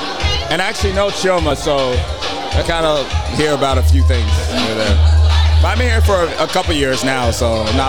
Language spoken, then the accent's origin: English; Oklahoma, United States; moved away as an adult; now in Chicago, United States; I'm from Oklahoma.